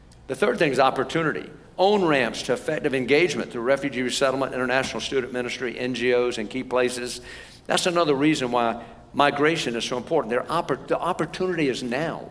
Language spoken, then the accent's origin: English; United States; I'm from America.